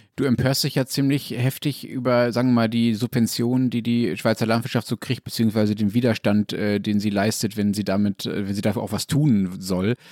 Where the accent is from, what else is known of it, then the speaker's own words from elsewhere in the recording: Germany; bei uns in Deutschland